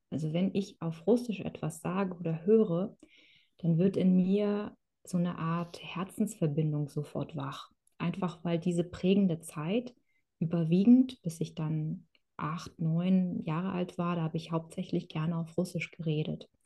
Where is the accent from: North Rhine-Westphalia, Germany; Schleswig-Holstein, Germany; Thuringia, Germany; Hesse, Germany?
Schleswig-Holstein, Germany; Kronshagen; also born or lived in Kazakhstan; ich habe mein ganzes Leben lang in Deutschland gelebt